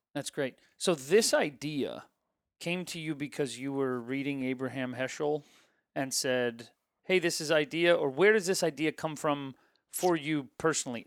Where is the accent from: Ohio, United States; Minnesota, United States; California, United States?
Ohio, United States; I grew up in Ohio